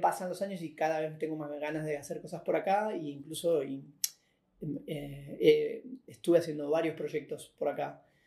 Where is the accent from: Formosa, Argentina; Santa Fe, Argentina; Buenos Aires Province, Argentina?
Buenos Aires Province, Argentina; Merlo; Crecí acá en, el oeste, en Merlo, en el barrio